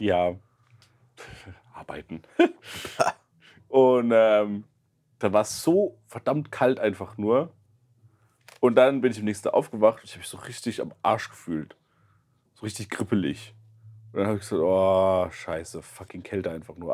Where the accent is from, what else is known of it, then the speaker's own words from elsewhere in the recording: Germany; now in Mannheim, Germany; ich gesagt, aus Deutschland